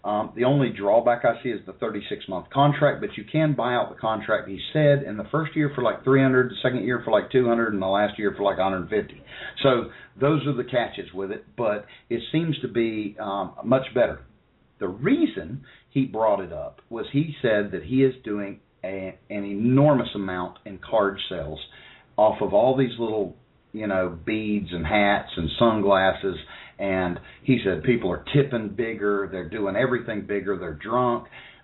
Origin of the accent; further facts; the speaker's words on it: United States; accent: hillbilly; my hillbilly accent